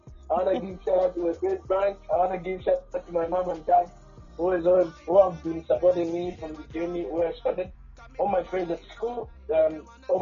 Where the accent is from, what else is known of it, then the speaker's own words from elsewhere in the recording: Malawi; from Malawi, a reggae dancehall artist